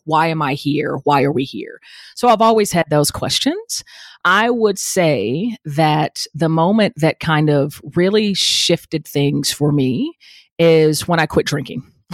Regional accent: Atlanta, Georgia, United States; I grew up in Atlanta, metro Atlanta

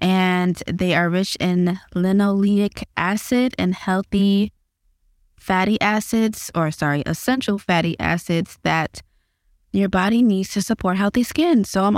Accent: Bahamas; We're from the Bahamas, so we eat a lot of fish.

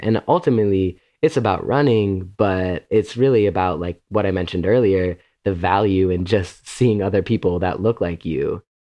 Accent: Illinois, United States; I grew up in Illinois

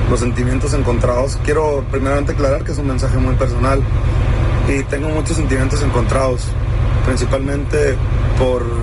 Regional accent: Sinaloa, Mexico

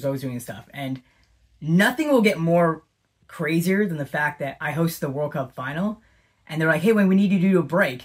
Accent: Canada; also born or lived in Smithers, British Columbia; that ambassador who's from Canada

